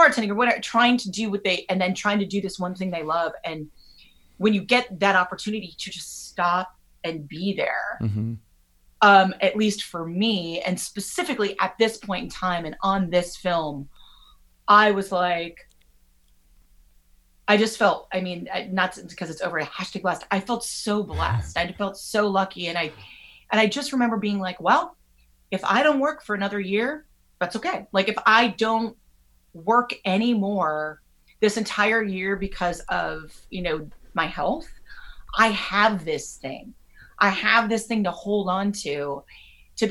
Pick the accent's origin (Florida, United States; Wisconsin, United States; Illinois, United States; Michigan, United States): Wisconsin, United States; Southern; I grew up in Southern Wisconsin, and in kindergarten, they had reruns of the Brady Bunch on after school